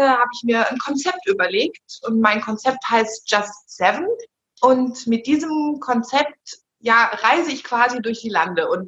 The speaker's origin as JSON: {"language": "German", "town": "Bonn", "region": "North Rhine-Westphalia", "country": "Germany", "said": "ich komme aus Bonn und bin nebenberuflich bei einer großen deutschen Fluggesellschaft tätig"}